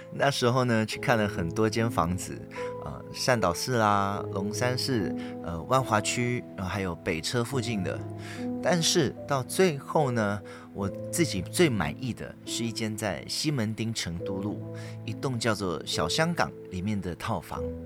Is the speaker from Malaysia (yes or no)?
yes; Malaysia; moved away as an adult; now in Taipei, Taiwan; 我在马来西亚从小到大的一些撞鬼经验